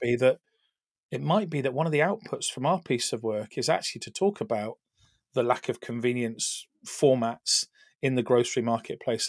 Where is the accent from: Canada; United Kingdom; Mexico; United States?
United Kingdom; we Brits, I'm the Brit